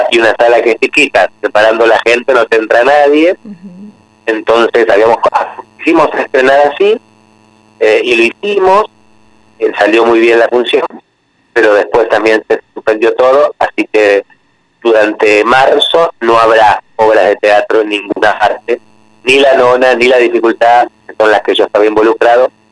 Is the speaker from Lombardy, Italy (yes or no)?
yes; Pavia, Lombardy, Italy; Spanish is a second language; Yo soy originario de Lombardía, de Pavía, que es